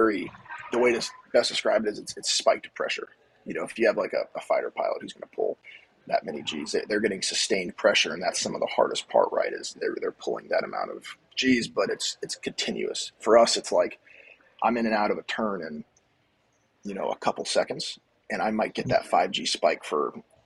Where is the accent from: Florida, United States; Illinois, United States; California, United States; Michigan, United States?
Florida, United States; Lake Mary; Growing up in Lake Mary